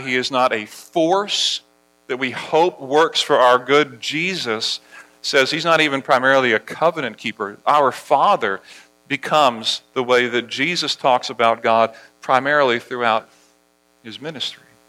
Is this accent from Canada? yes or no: no; Barbados; moved away; As I was a kid growing up in Barbados, at, at our school, at Harrison College